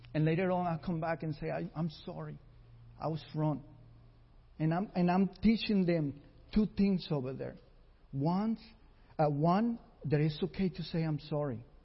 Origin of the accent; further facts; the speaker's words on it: Costa Rica; moved away; we were raised together in Costa Rica with nothing